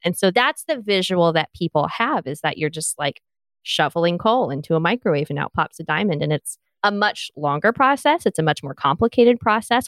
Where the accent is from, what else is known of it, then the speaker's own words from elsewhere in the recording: the South, United States; accent: Southern; I'm Southern